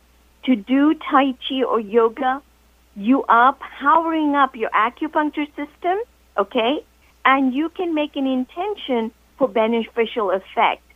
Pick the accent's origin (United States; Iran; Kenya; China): Kenya; I'm from Kenya